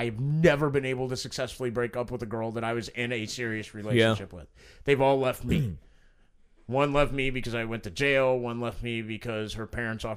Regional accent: Evansville, Indiana, United States; My grandfather and the two other prominent Irishmen that ran Evansville's Water and Parks Department

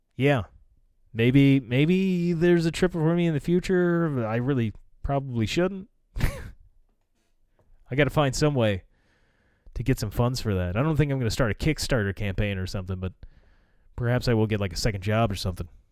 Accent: United States; as an American citizen

